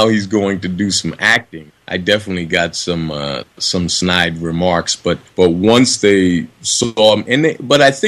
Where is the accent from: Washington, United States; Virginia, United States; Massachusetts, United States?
Massachusetts, United States; Boston; moved away; also born or lived in Harlem, New York / Los Angeles; I'm from the ghetto. I grew up in Roxbury in Boston, Massachusetts, and then moved to Harlem, New York